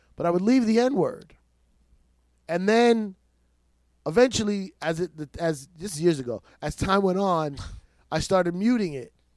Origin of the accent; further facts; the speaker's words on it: New York City, New York, United States; I'm born in New York City